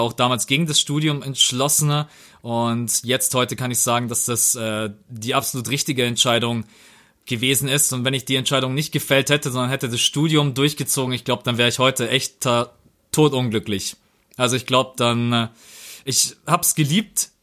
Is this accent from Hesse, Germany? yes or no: no; Bavaria, Germany; bei uns in Bayern